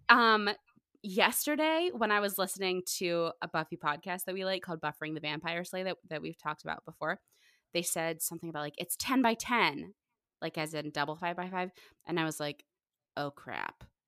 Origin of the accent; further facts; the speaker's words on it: Pittsburgh, Pennsylvania, United States; moved away; I'm originally from Pittsburgh